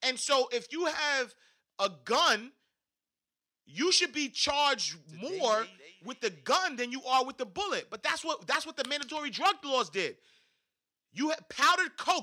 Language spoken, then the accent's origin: English; New York City, New York, United States; I'm from Harlem, New York